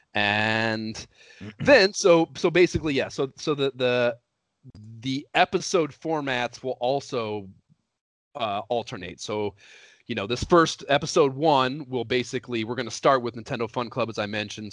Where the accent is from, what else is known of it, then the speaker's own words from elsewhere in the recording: Oberlin, Ohio, United States; moved away as an adult; also born or lived in Columbus, Ohio / New York; now in Los Angeles, United States; We grew up in Oberlin, Ohio